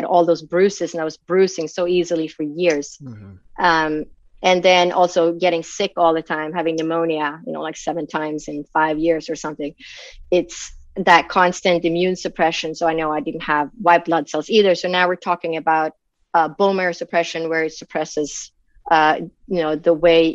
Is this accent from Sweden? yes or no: yes; Sweden; moved away; I grew up in Sweden. So in Sweden, back in when I was born, everybody was a Lutheran automatically